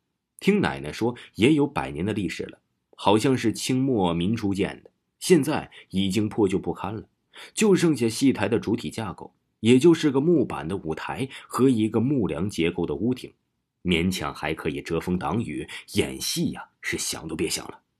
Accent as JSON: {"language": "Chinese", "town": "Pucheng", "region": "Fujian", "country": "China", "tie": "born or raised there", "said": "于是我奶奶把我接到老家。我老家呀，在蒲城县中信镇油凤村，这个是个四面环山的小山村，村里只有一条青石板铺成的小街巷。"}